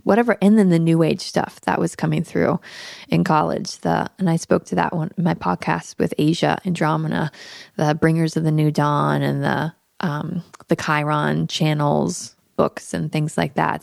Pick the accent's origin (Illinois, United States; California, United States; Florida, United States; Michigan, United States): Florida, United States; Daytona Beach; also born or lived in Tampa, Florida; I'm actually Florida born and raised. I was born in Tampa and grew up in Daytona Beach in the eighties and nineties